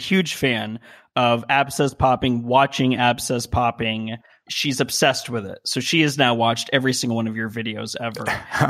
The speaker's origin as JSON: {"language": "English", "town": "Las Vegas", "region": "Nevada", "country": "United States", "tie": "born or raised there", "also_born_or_lived": "Colorado", "moved": "as an adult", "lives_now": "California, United States", "said": "I was born in Las Vegas, Nevada, which is also sort of an odd place to be from and to live in and spend. I was there for 27 years before going to Colorado and then coming out here to California."}